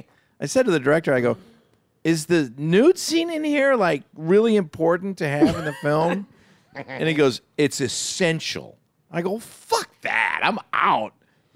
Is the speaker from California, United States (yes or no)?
no; Waupaca, Wisconsin, United States; We're from Wisconsin.